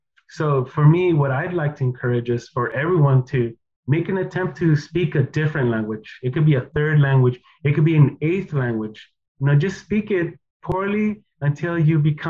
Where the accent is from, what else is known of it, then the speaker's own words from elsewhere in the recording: United States; first language Spanish; English is a second language; growing up here in the States